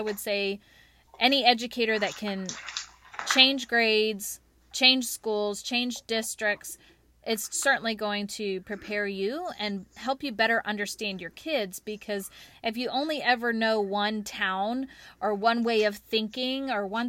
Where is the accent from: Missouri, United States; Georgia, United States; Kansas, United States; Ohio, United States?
Kansas, United States; born there; also born or lived in Washington / Texas / California / Connecticut; now in North Carolina, United States; Well, I was born in Kansas, moved to Washington State, then to Texas, then to California, then to Connecticut, then to New York, then to North Carolina, then to South Carolina, and now we're back in North Carolina.